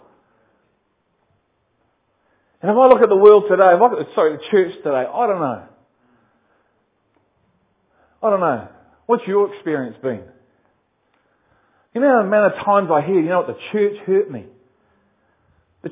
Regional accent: Liverpool, North West England, United Kingdom; I am from Liverpool.

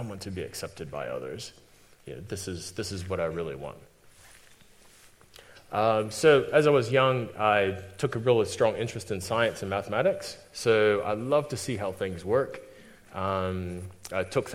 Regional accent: United States; moved away as an adult; now in New Zealand; I'm definitely not from New Zealand. I'm from America, though I've been here for 14 years

